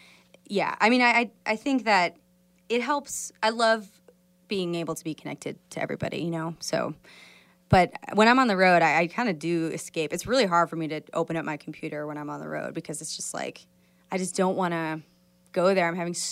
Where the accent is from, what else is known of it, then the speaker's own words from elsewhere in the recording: Midwest, United States; This is a song that I wrote about the Midwest, about my hometown, my family.